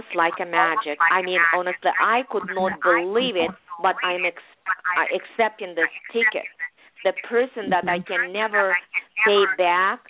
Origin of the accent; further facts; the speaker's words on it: Russia; English is a second language; moved away as an adult; also born or lived in Leningrad; now in United States; back then we had no computers in Russia.